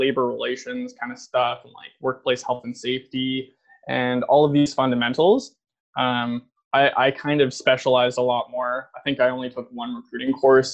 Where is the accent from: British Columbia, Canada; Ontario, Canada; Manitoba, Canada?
Ontario, Canada; just outside of Ottawa; also born or lived in Toronto; I grew up just outside of Ottawa in Crompton Place. Definitely a pretty small town.